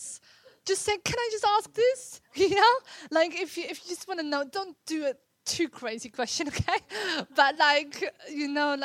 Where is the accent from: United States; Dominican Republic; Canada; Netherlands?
Netherlands; moved away as an adult; now in England; I grew up in Holland.